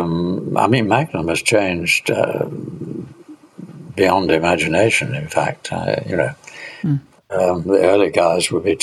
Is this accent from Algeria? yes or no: no; United Kingdom; being a Brit, I didn't say, look, I think you're a great photographer.